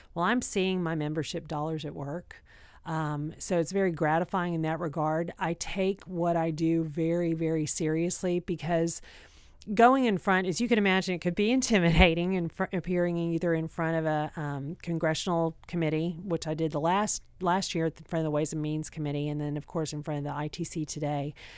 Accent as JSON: {"language": "English", "region": "Texas", "country": "United States", "said": "I'm from Texas"}